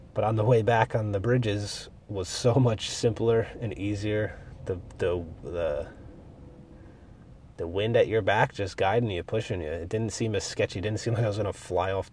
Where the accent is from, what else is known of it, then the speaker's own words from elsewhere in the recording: Pennsylvania, United States; I'm from Pennsylvania where there's all mountains